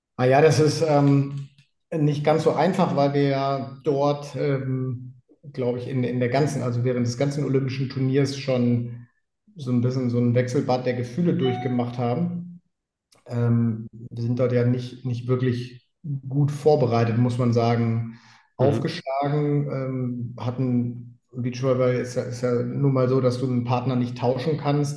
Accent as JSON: {"language": "German", "town": "Leverkusen", "region": "North Rhine-Westphalia", "country": "Germany", "tie": "born or raised there", "said": "ich bin in Leverkusen groß geworden."}